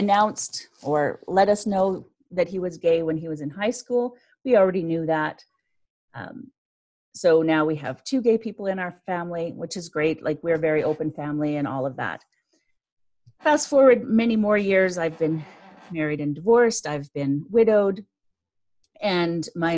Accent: Canada; I'm Canadian

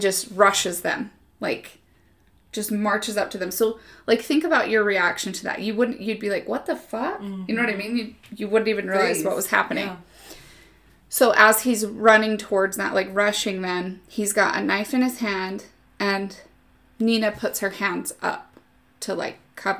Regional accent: Utah, United States; we're from Utah. We say creek

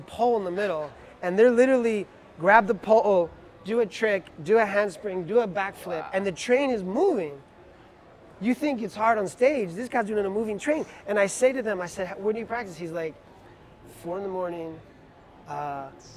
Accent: New York City, New York, United States; as a New Yorker

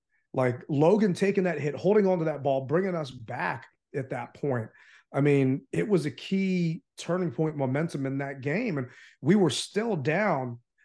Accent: Philippines; I mean, I'm from the Philippines

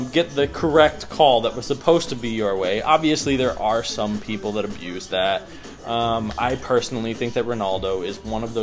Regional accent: Wisconsin, United States; now in Texas, United States; I was born and raised in Wisconsin

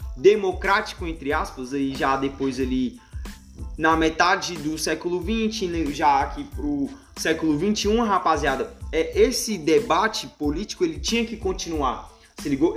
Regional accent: Brazil; nós brasileiros

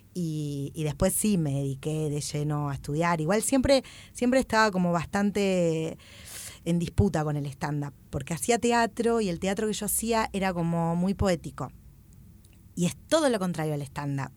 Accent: Greater Buenos Aires, Argentina; soy petiza del conurbano

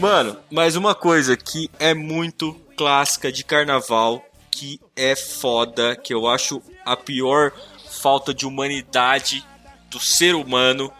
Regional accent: Ilha Solteira, São Paulo, Brazil; eu nasci em Ilha Solteira, né? Cidadezinha pequena

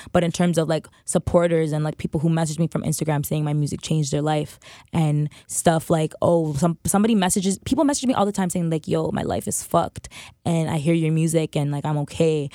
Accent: Toronto, Ontario, Canada; also born or lived in Pickering, Ontario / Scarborough; I grew up at Domino's in Eglinton

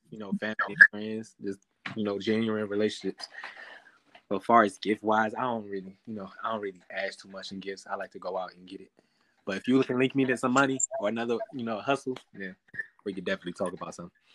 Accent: Los Angeles, California, United States; I'm 24 years old. I'm from

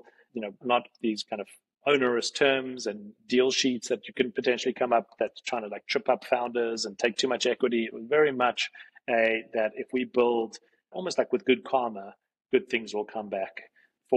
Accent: Johannesburg, Gauteng, South Africa; moved away as an adult; now in New York, United States; a kid growing up in Johannesburg, South Africa, who's into tech

